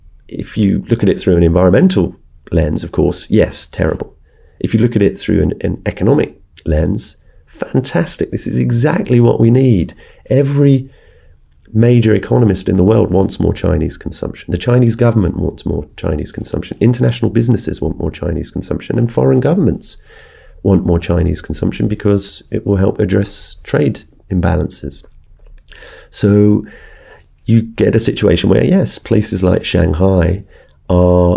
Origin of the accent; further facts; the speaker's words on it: United Kingdom; also born or lived in China; from Britain as a British journalist